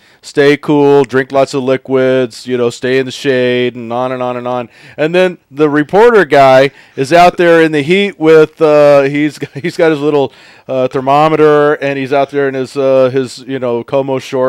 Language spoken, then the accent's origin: English; Texas, United States; now in Pacific Northwest, United States; growing up in Texas